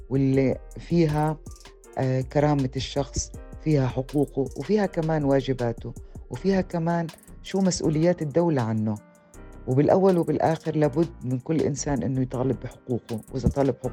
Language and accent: Arabic; Palestine; also born or lived in Egypt; عادية زي طفولة أي حدا أنا أصلا فلسطينية انولدت في مصر